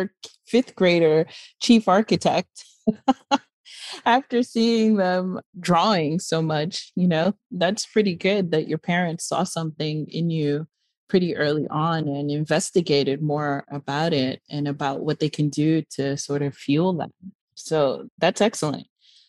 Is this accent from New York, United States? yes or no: yes; New York City, New York, United States; also born or lived in Miami; I was born and raised in Brooklyn and I went to school in Miami